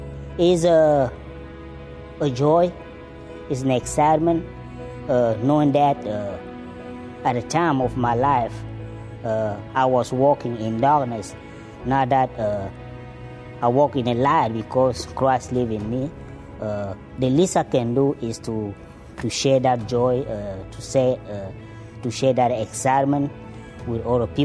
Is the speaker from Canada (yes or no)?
no; Cameroon; English is a second language; now in Texas, United States; I'm not originally from Texas. I'm from Cameroon.